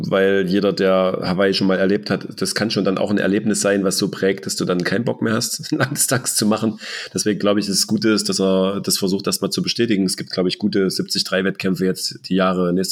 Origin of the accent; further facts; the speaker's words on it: Germany; weil das ja nun auch ein großes Ziel ist, gerade als Deutscher das mal zu erleben.